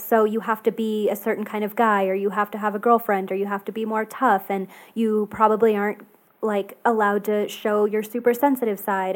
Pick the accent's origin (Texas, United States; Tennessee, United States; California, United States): Texas, United States; I grew up in Texas, and so it's definitely, like, Southern